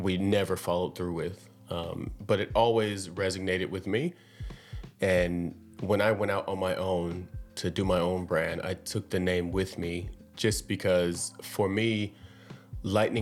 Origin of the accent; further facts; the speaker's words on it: San Bernardino, California, United States; I am from San Bernardino, California, and I am a fashion designer